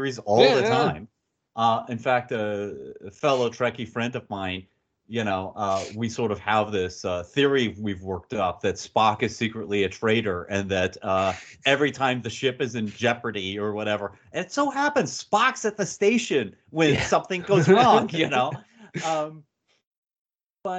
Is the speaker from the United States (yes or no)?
yes; United States; I'm an American